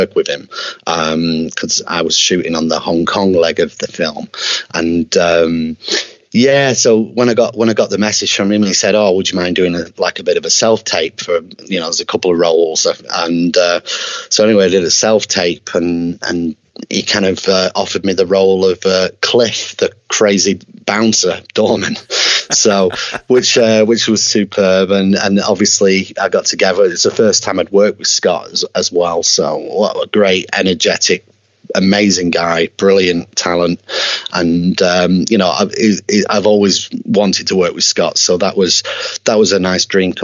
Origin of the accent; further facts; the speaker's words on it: Preston, North West England, United Kingdom; my hometown of Preston in Lancashire in the UK